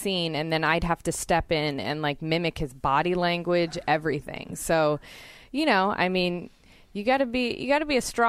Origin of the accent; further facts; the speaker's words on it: Santa Cruz, California, United States; Always like giving props to my hometown. I loved being born and raised there and still live there now.